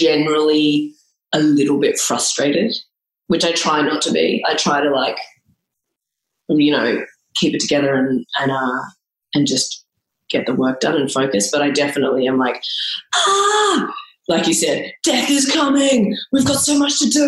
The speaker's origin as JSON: {"language": "English", "town": "Melbourne", "region": "Victoria", "country": "Australia", "said": "I come from Melbourne, Australia"}